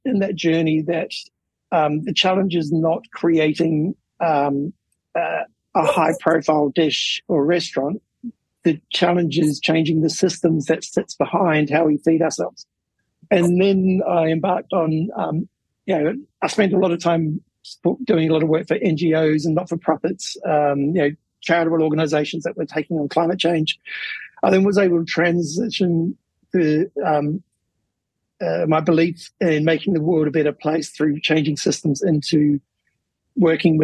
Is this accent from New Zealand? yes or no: yes; New Zealand; When I was growing up, I grew up in New Zealand